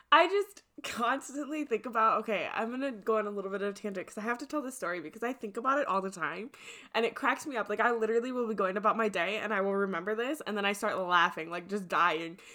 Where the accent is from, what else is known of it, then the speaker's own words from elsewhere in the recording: Midwest, United States; I'm from the Midwest